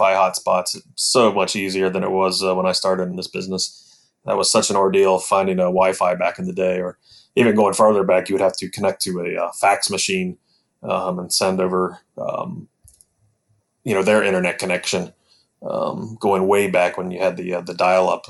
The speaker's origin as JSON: {"language": "English", "town": "Mount Orab", "region": "Ohio", "country": "United States", "tie": "born or raised there", "also_born_or_lived": "Fayetteville, Ohio", "lives_now": "Columbus, United States", "said": "I grew up in Mount Orb, lived there until I was 18. So that's still my hometown"}